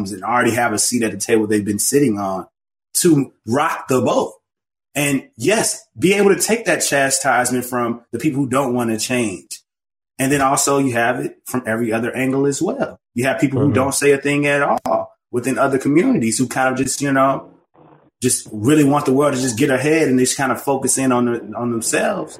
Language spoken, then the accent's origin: English; the South, United States; now in Chicago, United States; I grew up in the church and I'm from the South